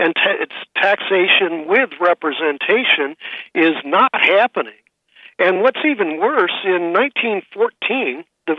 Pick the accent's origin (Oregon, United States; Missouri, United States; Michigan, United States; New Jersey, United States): Missouri, United States; St. Louis; So I came from St. Louis, and in the 1960s, for example, there was such a bigoted city